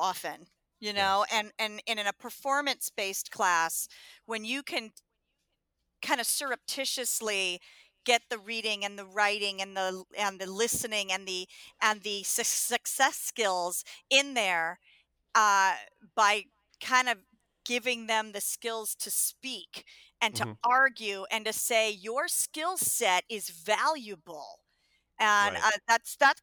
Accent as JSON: {"language": "English", "town": "Los Angeles", "region": "California", "country": "United States", "tie": "born or raised there", "also_born_or_lived": "Connecticut", "said": "I grew up in Los Angeles"}